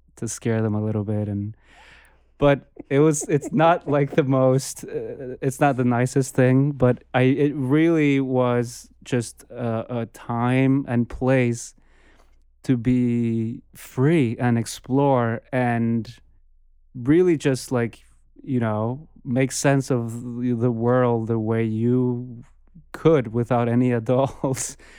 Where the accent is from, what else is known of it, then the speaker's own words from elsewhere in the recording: Bogota, Colombia; moved away; I grew up in, I was born and raised in Bogota